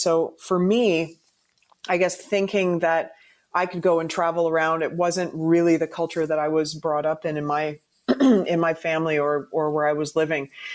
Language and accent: English; Canada; as a Canadian, when you're you know a diehard hockey fan